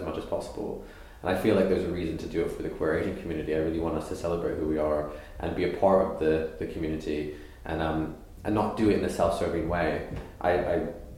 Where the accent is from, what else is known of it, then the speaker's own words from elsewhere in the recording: Canada; moved away as an adult; also born or lived in East London; now in London, United Kingdom; I grew up in Canada